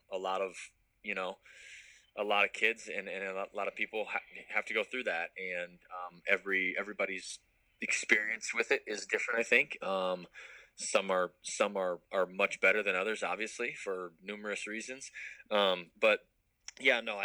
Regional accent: Kansas City, Missouri, United States; also born or lived in Columbia, Missouri; I was born in Columbia, Missouri, and grew up there for until I was in second grade. At that time, my family moved to Kansas City

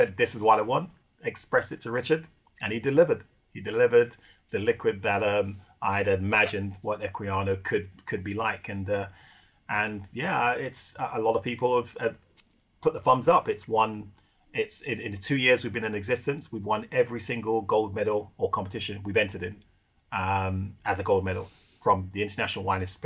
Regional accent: Jamaica; now in London, United Kingdom; me being a Jamaican

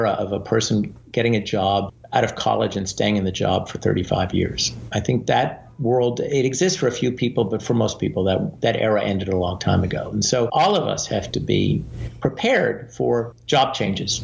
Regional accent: Canada; moved away as an adult; now in United States; I was born in Canada, and initially I thought I might go into politics in Canada.

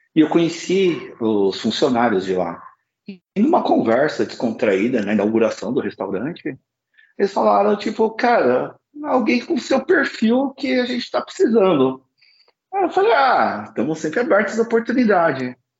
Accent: Osasco, São Paulo, Brazil; Eu sou chinês de Osasco

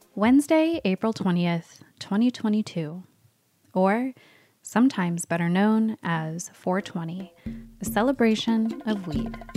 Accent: Bay Area, California, United States; growing up in the Bay Area

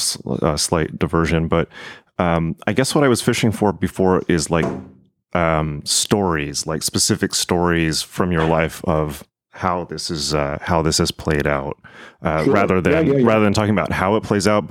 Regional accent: United States; I'm American

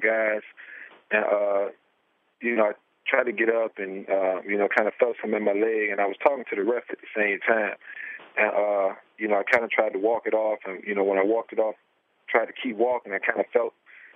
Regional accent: United States; also born or lived in Virginia; I grew up in Washington

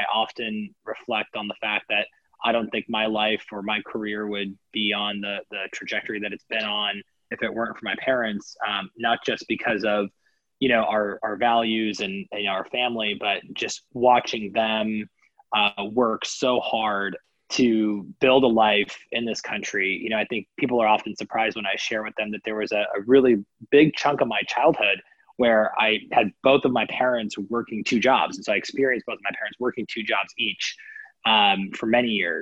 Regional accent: Kansas City, Kansas, United States; most of my upbringing was in Kansas City, Kansas.

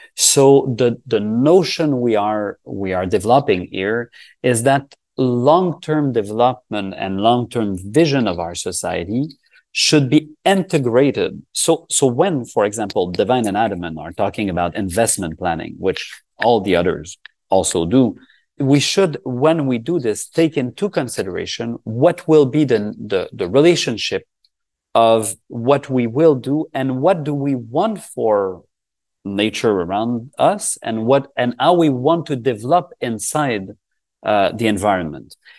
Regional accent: Canada; we are from Canada

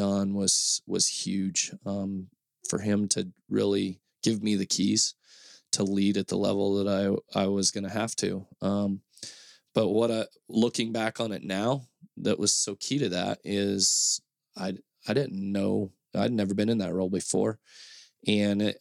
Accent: Idaho, United States; also born or lived in Tennessee; I was born and raised in Idaho

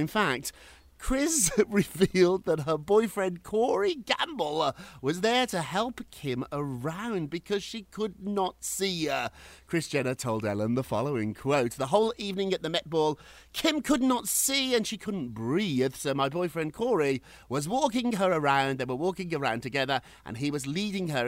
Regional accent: United Kingdom; now in United States; when I was growing up in Britain

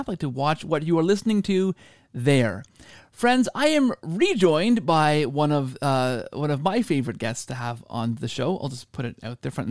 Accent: Canada; all of my Canadian life.

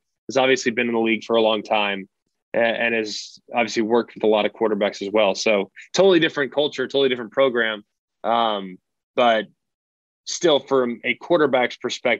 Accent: Southlake, Texas, United States; We grew up in the South Lake Carroll system.

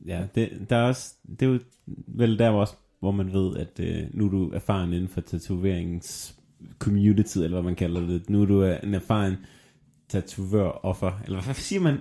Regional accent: Southern Jutland, Southern Denmark, Denmark; moved away; jeg er jo fra Sønderjylland

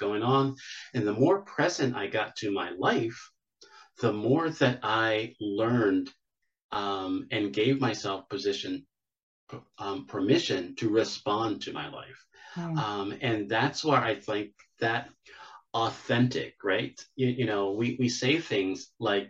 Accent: Pittsburgh, Pennsylvania, United States; now in Charlotte, United States; I'm originally from Pittsburgh, Pennsylvania.

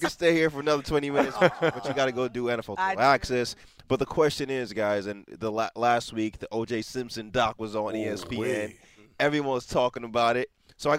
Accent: Lagos, Nigeria; moved away; at the time I was growing up in Lagos, Nigeria, but even back then, my whole family was on Team OJ.

